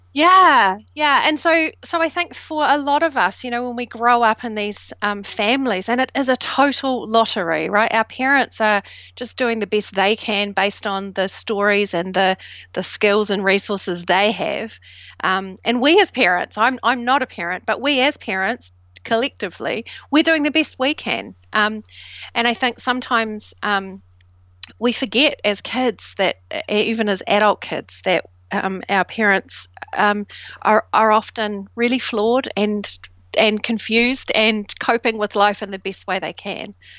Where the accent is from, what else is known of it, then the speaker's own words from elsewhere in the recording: New Zealand; now in United Kingdom; I grew up in New Zealand, and I was the first generation immigrant of um, British